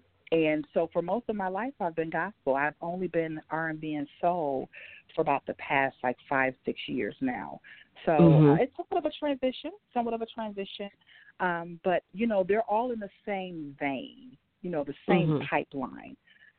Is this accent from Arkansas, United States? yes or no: no; Milwaukee, Wisconsin, United States; now in Nashville, United States; I'm actually a native of Milwaukee, Wisconsin. I've lived in Nashville for almost 10 years now, but I was born and raised in Milwaukee, Wisconsin.